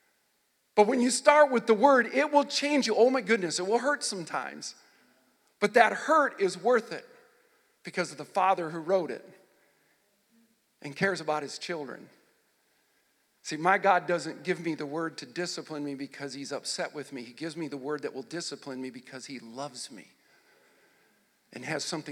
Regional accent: Nebraska, United States; also born or lived in Michigan / Wilber-Clatonia, Nebraska / O'Neill, Nebraska / Texas; I grew up in Nebraska, born in Michigan. I was raised in a little town outside of Lincoln called Wilbur Claytonia, a little community there. When I got to sixth grade, we moved to O'Neill, Nebraska

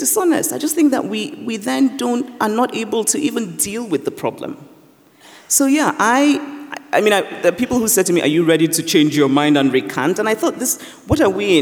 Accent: Nigeria; growing up in Nigeria

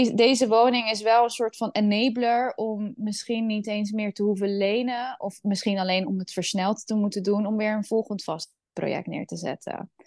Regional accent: Netherlands; Ik ben opgegroeid in Nederland.

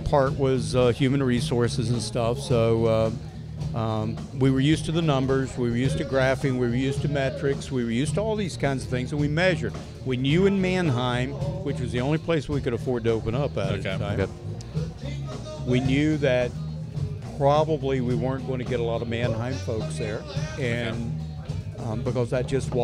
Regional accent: Appalachian Mountains, North Carolina, United States; moved away; I'm from North Carolina in the Appalachian Mountains, which is normal

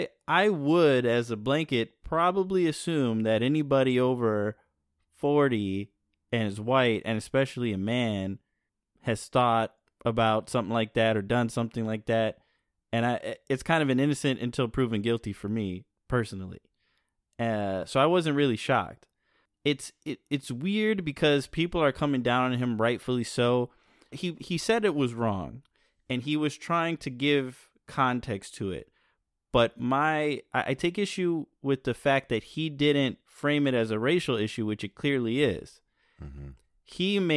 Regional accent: Northern Ireland, United Kingdom; I came from a society. I grew up in Northern Ireland in the Troubles.

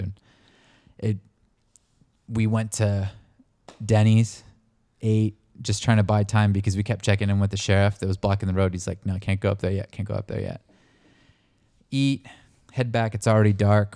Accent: El Dorado wildfire area, California, United States; where I grew up, my hometown, in my little rural neighborhood

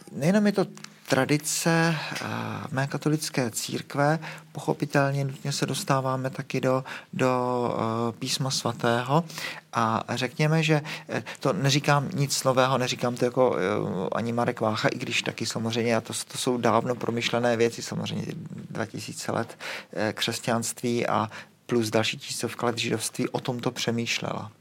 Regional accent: Prague, Czechia; u nás v Praze

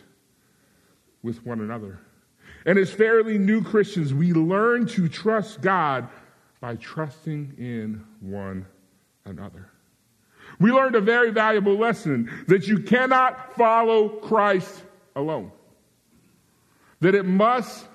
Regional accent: Virginia, United States; moved away; I grew up in Virginia, we would say y'all

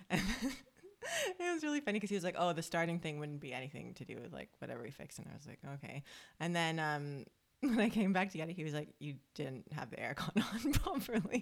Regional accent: Toronto, Ontario, Canada; moved away as an adult; now in Australia; we are two Canadian sisters who grew up in Toronto and moved across the world to live our dream lives on the beach in Australia

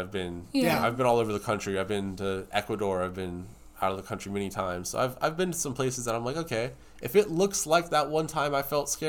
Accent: Georgia, United States; but we're from Georgia.

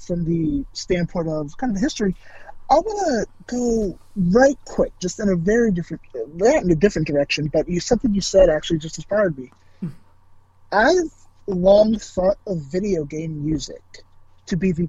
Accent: United States; I was born in the United States.

